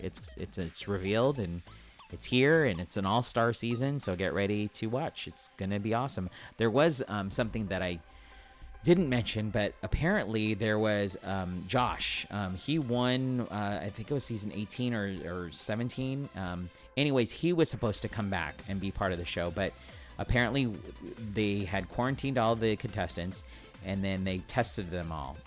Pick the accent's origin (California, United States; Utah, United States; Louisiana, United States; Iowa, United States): California, United States; San Diego; I am a daily podcaster here in San Diego, born and raised. It's my hometown.